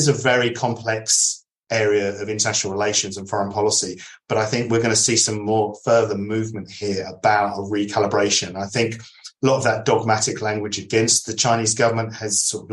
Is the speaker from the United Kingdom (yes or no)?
yes; United Kingdom; also born or lived in Adelaide, Australia; now in Australia; as a British citizen living in Australia